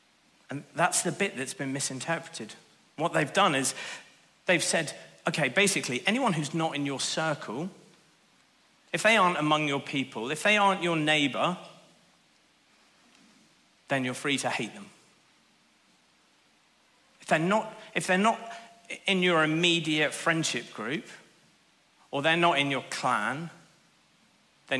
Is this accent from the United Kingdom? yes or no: yes; Northern Ireland, United Kingdom; I grew up in Northern Ireland in the late 80s and early 90s